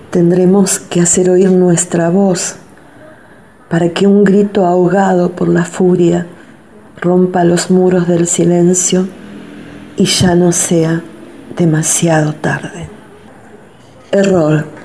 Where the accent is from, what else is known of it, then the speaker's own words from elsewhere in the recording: Santa Fe, Argentina; soy de Santa Fe, ciudad capital de la provincia